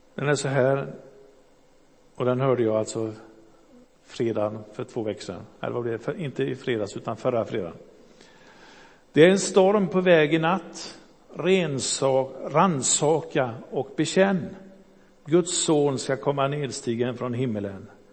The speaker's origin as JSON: {"language": "Swedish", "town": "Gothenburg", "region": "Västra Götaland", "country": "Sweden", "tie": "born or raised there", "also_born_or_lived": "Hisingen, Backa / Fiskebäck / Önnered", "said": "Jag är uppvuxen i Göteborg"}